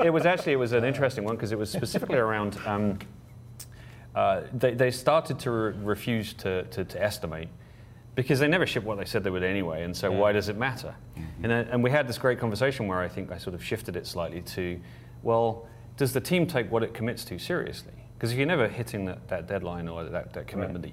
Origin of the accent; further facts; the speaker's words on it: England, United Kingdom; I'm from England